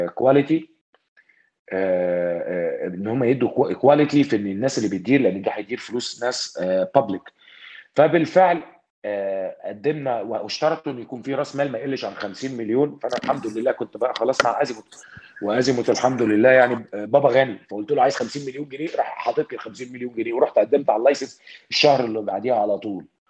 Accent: Alexandria Governorate, Egypt; انا راجل اسكندراني طلعت في اسكندريه

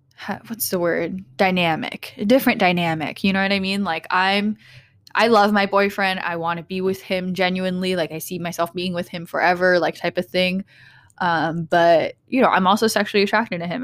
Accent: Portland, Oregon, United States; growing up in Portland

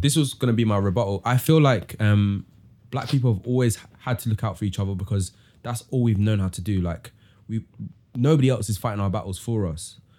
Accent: London, United Kingdom; I'm from East London as well

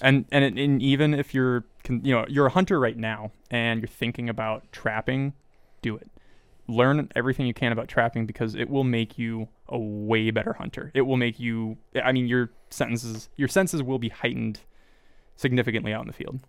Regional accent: Kansas, United States; I grew up in Kansas

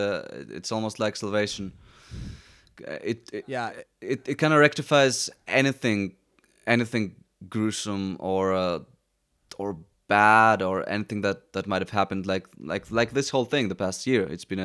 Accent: Athens, Attica, Greece; Well, growing up in Athens obviously my family who was very mixed either way, but also seeing how the Greeks acted, it's very similar to the States.

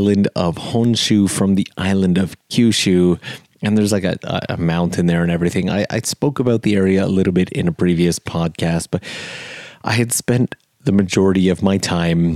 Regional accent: Canada; moved away as an adult; now in Japan; I'm from Canada

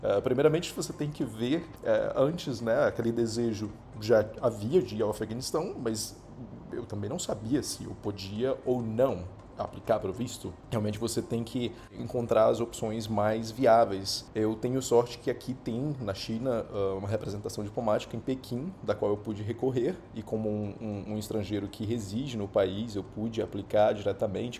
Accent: Brazil; moved away; Eu, como brasileiro, aplicando em Dubai

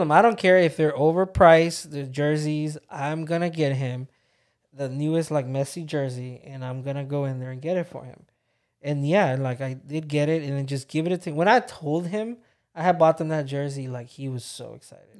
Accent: Texas, United States; moved away; also born or lived in Georgia; I was obsessed with Jack in the Box growing up in Texas

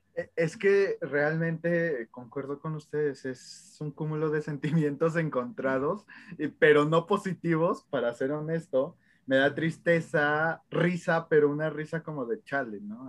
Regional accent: Mexico; como mexicanos

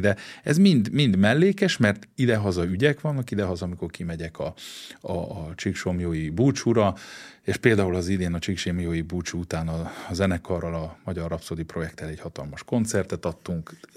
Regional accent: Székely Land, Romania; moved away as an adult; also born or lived in Germany / Switzerland; now in Hungary; mi, mi székeljek

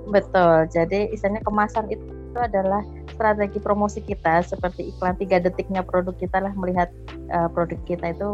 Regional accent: Java, Indonesia; saya tanya dong sebagai orang Jawa yang nggak tahu artinya bahasa Banjar

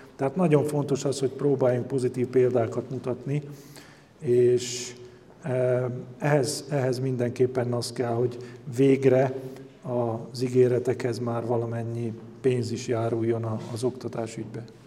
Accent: Komárno, Nitra Region, Slovakia; magyar vagyok

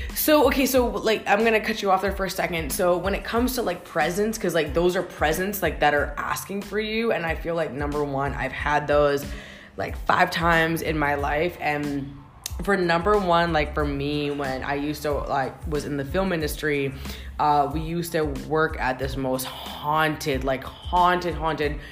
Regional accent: Canada; as a Canadian

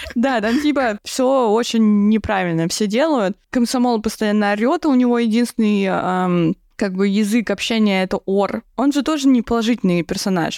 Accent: Dolgoprudny, Moscow Oblast, Russia; я из Долгопа

